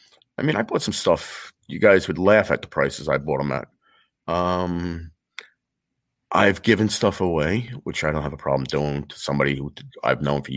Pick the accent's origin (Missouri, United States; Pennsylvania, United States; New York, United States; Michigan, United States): New York, United States; Long Island; accent: New York; Well, I'm from Long Island